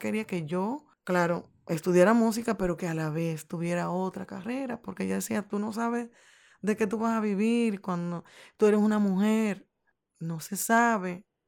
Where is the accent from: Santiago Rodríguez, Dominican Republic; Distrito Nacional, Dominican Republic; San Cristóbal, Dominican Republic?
Santiago Rodríguez, Dominican Republic; moved away as an adult; Yo soy de un pueblo que se llama Santiago Rodríguez.